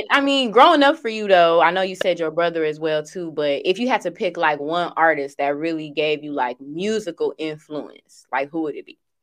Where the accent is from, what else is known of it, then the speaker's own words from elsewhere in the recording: suburbs outside Chicago, Illinois, United States; I am from the suburbs, so I'm right outside of Chicago